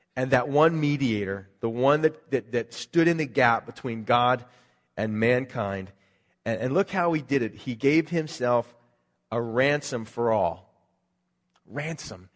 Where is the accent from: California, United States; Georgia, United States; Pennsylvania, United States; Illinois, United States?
Pennsylvania, United States; Philadelphia; moved away; That's where I grew up in Philadelphia